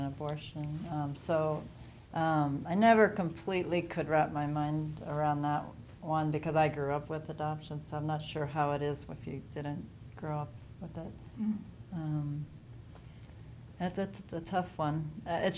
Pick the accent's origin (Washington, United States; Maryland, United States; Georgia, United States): Maryland, United States; Chevy Chase; I am from the D.C. area, but I'm from Chevy Chase.